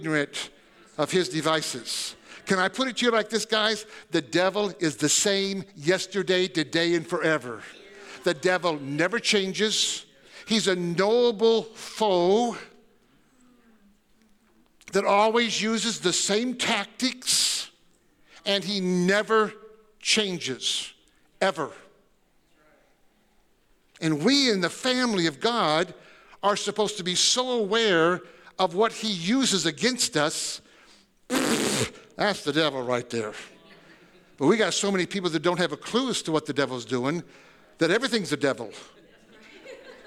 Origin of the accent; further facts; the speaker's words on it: Tecumseh, Michigan, United States; I grew up in, like I said, Michigan, and I was in Tecumseh, Michigan